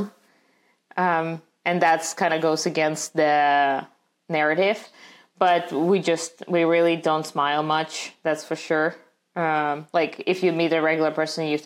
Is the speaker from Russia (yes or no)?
yes; Russia; English is a second language; moved away as an adult; also born or lived in St. Petersburg; now in United States; growing up in Russia